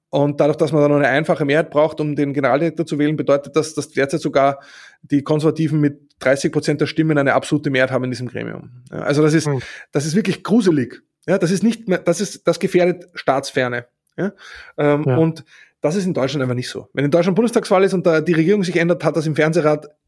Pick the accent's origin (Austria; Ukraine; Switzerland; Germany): Austria; also ich muss sagen, als Österreicher sowieso, ich habe lange überhaupt nicht geschnallt